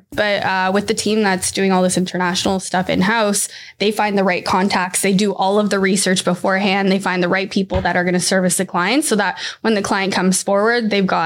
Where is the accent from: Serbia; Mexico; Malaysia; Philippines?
Mexico; now in Vaughan, Canada; I'm from Mexico.